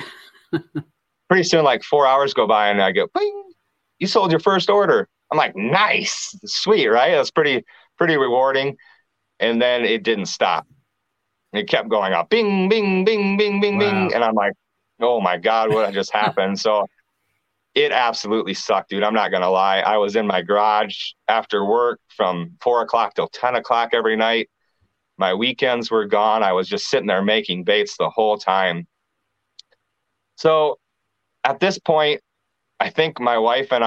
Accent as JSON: {"language": "English", "town": "Clear Lake", "region": "Iowa", "country": "United States", "tie": "born or raised there", "also_born_or_lived": "Cedar Rapids, Iowa"}